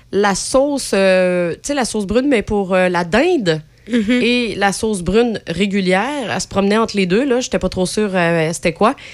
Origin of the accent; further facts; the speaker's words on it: Quebec, Canada; moved away; also born or lived in New Brunswick; Moi, quand on est déménagé au Nouveau-Brunswick, notre agente immobilière qui est acadienne, on est québécois